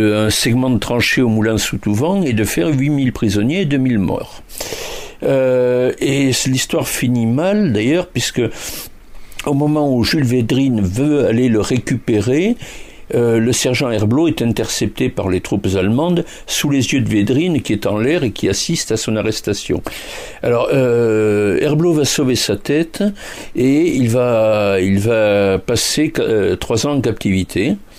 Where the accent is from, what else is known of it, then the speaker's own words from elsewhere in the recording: Toulouse, Occitania, France; je suis toulousain et pas bordelais